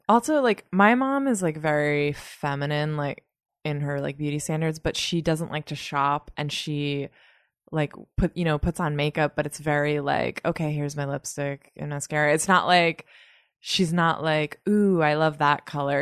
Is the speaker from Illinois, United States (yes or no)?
no; north of Boston, Massachusetts, United States; now in New York, United States; I grew up in Massachusetts, just north of Boston